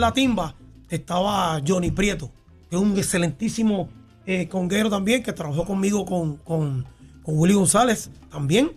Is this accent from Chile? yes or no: no; Bayamón, Puerto Rico; also born or lived in Santurce, Puerto Rico; yo crecí viendo esa orquesta en Santa Juanita